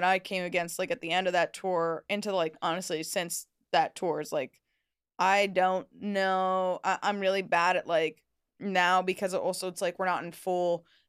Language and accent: English; Los Angeles, California, United States; moved away; I'm from LA. I'm from Los Angeles.